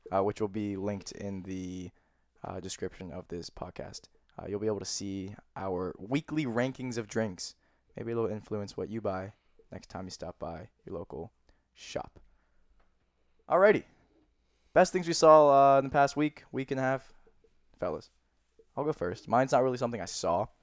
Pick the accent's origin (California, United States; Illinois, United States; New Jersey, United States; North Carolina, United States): New Jersey, United States; also born or lived in Pennsylvania; I'm from I'm from Philly. I'm from New Jersey. We say soda